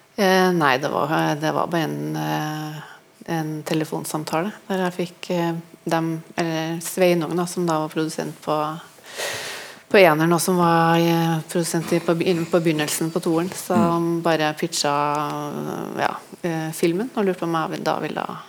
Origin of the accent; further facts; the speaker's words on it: near Trondheim, Trøndelag, Norway; heimbygda mi, som er litt utafor Trondheim